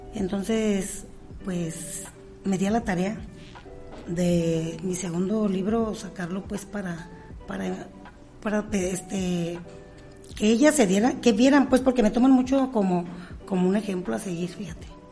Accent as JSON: {"language": "Spanish", "town": "La Piedad", "region": "Michoacán", "country": "Mexico", "said": "la piedad Michoacán, porque es mi tierra"}